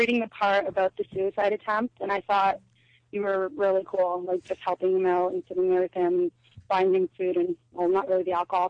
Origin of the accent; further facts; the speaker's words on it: Hamilton, Ontario, Canada; And, by the way, I'm from Hamilton.